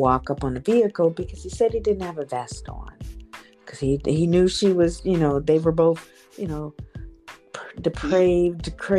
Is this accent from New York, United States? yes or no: no; Canton, Ohio, United States; I'm from Canton, Ohio. Born and raised.